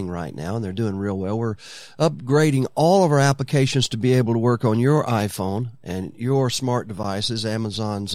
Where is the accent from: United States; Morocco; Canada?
United States; North Alabama; now in Florida Keys, United States; He's from North Alabama, like I was